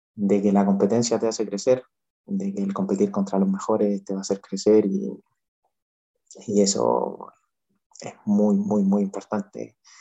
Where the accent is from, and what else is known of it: Chile